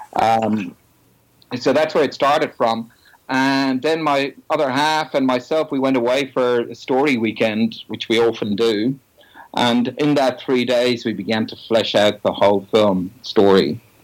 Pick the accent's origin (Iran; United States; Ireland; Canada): Ireland; Dublin, Leinster; I'm originally from the Republic of Ireland, Dublin